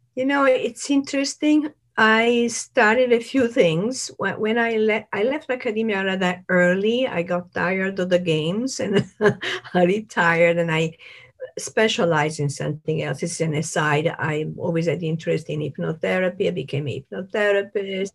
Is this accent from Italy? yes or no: yes; Italy; moved away; I'm from Italy